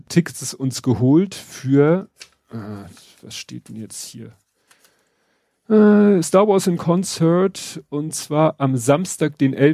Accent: Hamburg, Germany; das finde ich schon mal wieder sehr erfreulich als Hamburger

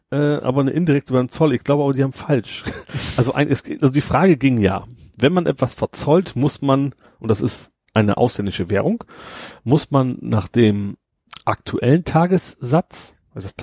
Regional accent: Lower Saxony, Germany; ich komme aus Friesland.

